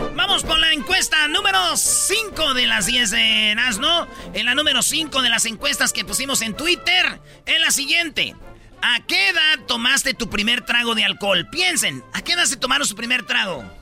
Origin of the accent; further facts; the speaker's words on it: Mexico; la mayoría somos mexicanos